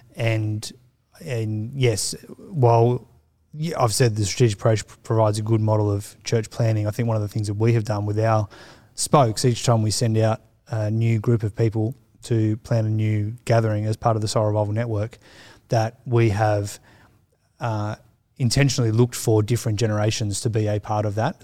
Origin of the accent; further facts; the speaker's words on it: Sydney, New South Wales, Australia; growing up in the Sutherland Shire, which is suburbia